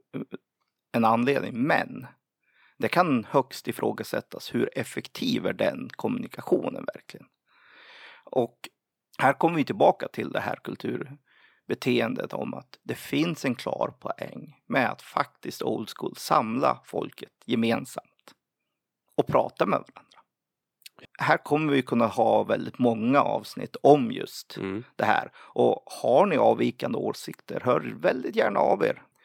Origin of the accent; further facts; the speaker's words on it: Sweden; som typisk svensk